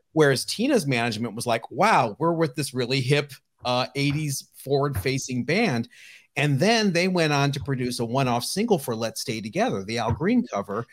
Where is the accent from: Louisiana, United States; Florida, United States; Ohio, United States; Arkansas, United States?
Ohio, United States; I grew up in Ohio